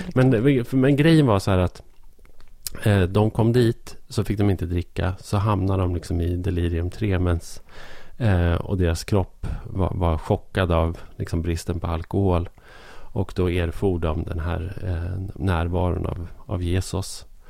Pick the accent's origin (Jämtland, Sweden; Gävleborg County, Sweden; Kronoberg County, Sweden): Gävleborg County, Sweden; Hälsingland; här i, i Hälsingland då, där jag är uppvuxen